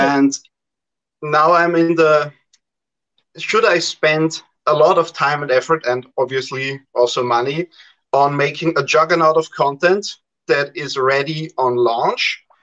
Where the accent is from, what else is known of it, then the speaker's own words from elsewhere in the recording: Austria; I'm from Austria, so Central Europe.